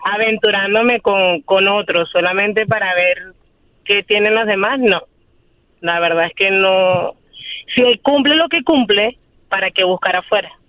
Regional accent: Venezuela; moved away as an adult; now in Chicago, United States; Soy venezolana y tengo un año medio viviendo en Chicago

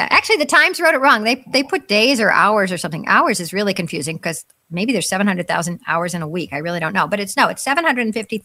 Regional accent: United States; first language English; I'm an American. I only speak English

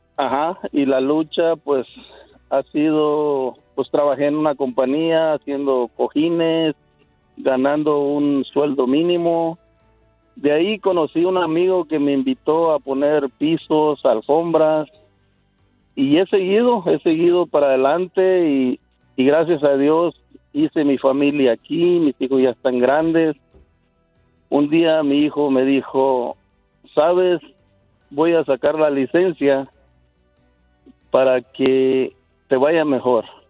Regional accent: Guerrero, Mexico; moved away; Yo soy de Guerrero, México.

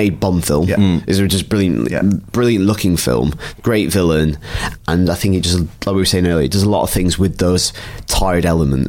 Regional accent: United Kingdom; I'm British

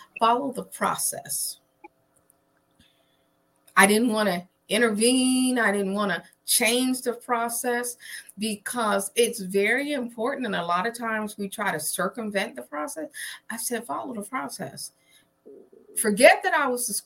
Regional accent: Trenton, New Jersey, United States; I'm originally from New Jersey, Trenton, New Jersey, to be exact

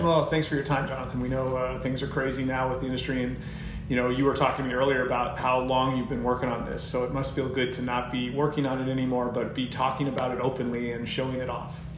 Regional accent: Colorado, United States; moved away as an adult; now in California, United States; I'd just been out here very recently out in California from where I grew up in Colorado

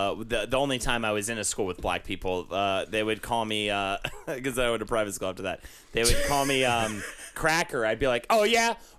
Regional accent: North Carolina, United States; I'm from North Carolina.

